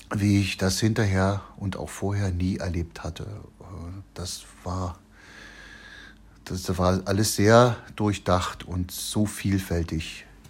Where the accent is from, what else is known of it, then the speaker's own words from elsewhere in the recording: Chemnitz, Saxony, Germany; also born or lived in Machern; bei uns in Karmarkstadt